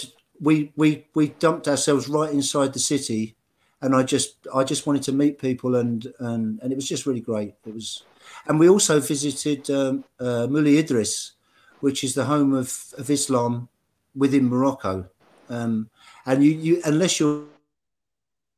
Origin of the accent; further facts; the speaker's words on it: England, United Kingdom; as an English person